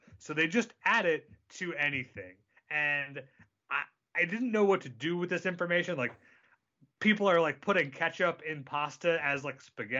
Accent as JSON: {"language": "English", "country": "United States", "said": "you and I as Americans"}